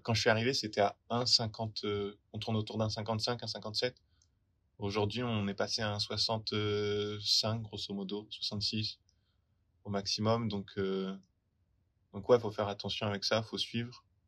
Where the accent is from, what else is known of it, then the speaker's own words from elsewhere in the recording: France; moved away as an adult; now in Melbourne, Australia; je suis français